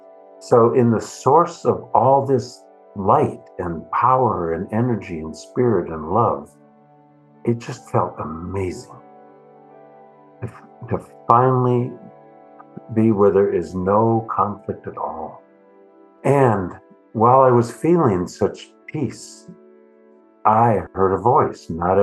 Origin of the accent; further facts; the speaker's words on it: Midwest, United States; then I discovered my ethnocentrism growing up in the Midwest of this continent was so deep that I didn't know how to do any of the bridging between myself and anybody different.